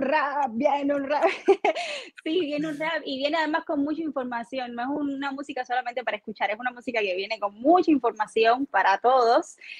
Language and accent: Spanish; Guanabo, Havana, Cuba; moved away; yo vengo de Guanabo, de la playa